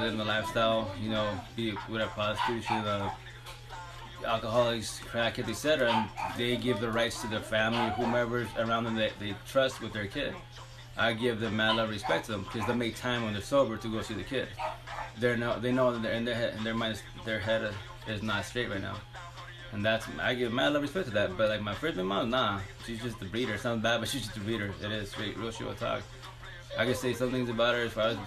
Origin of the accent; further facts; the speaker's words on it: Sunnyside, Washington, United States; also born or lived in Toppenish, Washington / Seattle, Washington; I'm born and raised in Eastern Washington, Yakima Valley-wise, born in Toppenish, but and then raised in Sunnyside Island the majority of my life